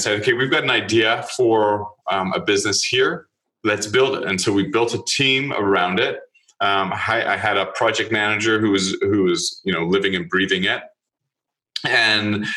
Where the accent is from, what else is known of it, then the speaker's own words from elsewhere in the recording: Canada; I'm Canadian